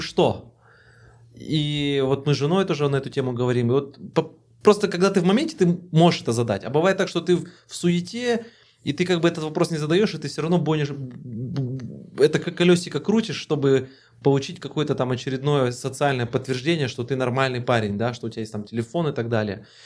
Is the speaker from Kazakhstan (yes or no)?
yes; Kazakhstan; Мы такие, мы из Казахстана